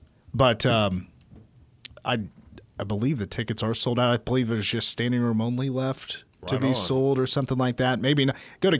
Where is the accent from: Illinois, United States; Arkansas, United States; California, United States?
Arkansas, United States; We grew up in Arkansas.